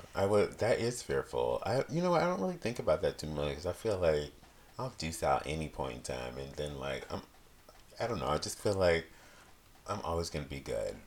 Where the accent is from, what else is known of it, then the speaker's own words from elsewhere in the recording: Virginia, United States; moved away as an adult; now in California, United States; I'm from Virginia